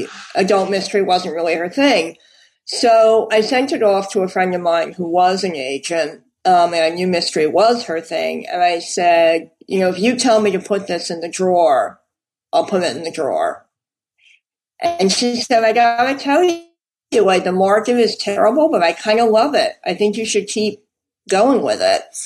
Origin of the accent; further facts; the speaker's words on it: New York City, New York, United States; I was born in New York. I've always lived in New York